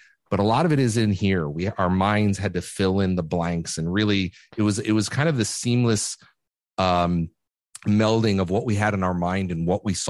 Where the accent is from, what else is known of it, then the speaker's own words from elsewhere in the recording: Connecticut, United States; growing up in Connecticut